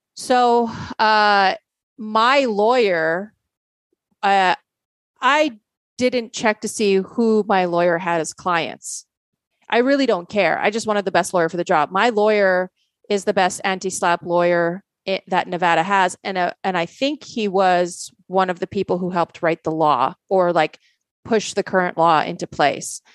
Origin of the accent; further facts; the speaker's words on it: Canada; also born or lived in Poland; I grew up playing in Canada